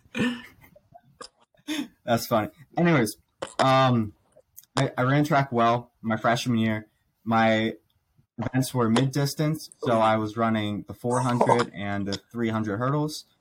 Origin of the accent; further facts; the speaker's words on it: Pittsburgh, Pennsylvania, United States; I was born here in Pittsburgh. So Steelers, born and raised